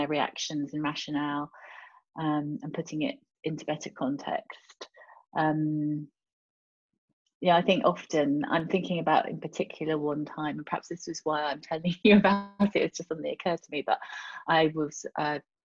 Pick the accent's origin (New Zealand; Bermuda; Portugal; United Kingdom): United Kingdom; moved away as an adult; also born or lived in France / Europe; I do see myself as British European